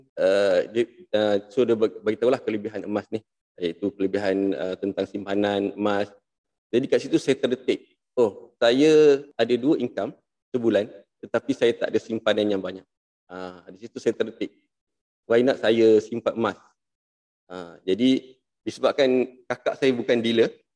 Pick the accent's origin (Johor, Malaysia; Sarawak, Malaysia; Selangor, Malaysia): Johor, Malaysia; Muar; Saya berasal daripada Muar.